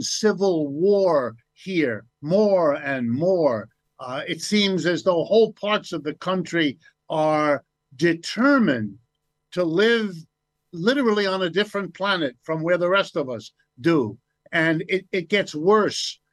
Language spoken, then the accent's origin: English; United States; I was born in the United States. I've lived and worked here all my life.